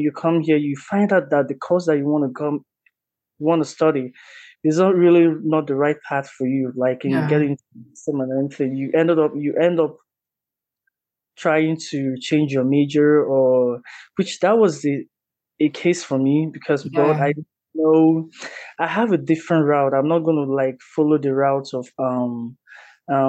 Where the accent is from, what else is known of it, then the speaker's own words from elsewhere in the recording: Anambra, Nigeria; moved away as an adult; now in United States; I'm from Nigeria. I'm from Anambra State.